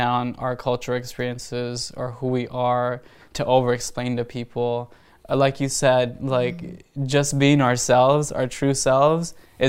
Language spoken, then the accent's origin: English; Panama; born there; So I would just tell people that I'm Panamanian because I was born in Panama, and I'm ashamed that I did that.